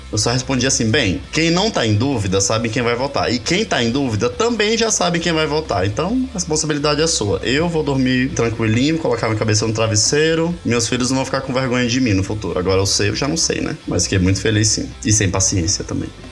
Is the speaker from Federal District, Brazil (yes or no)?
no; Ceará, Brazil; now in São Paulo, Brazil; eu sou cearense